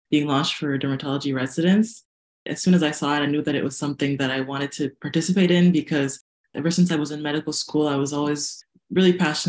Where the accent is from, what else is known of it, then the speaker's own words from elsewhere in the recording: Canada; I was born in Canada, but my roots, my blood is 100% Rwandan